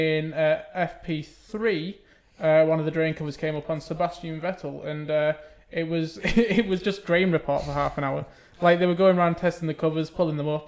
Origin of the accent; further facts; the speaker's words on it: United Kingdom; we're British